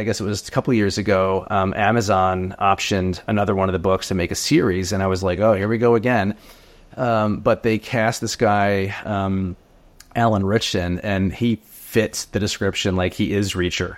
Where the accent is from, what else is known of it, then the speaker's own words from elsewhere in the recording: New Jersey, United States; I'm from Jersey. I grew up in Jersey